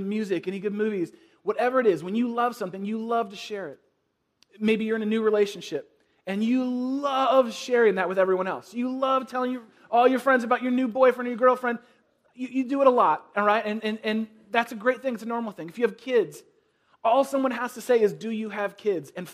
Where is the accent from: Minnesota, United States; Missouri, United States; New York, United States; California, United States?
California, United States; the Bay Area; where I grew up in the Bay Area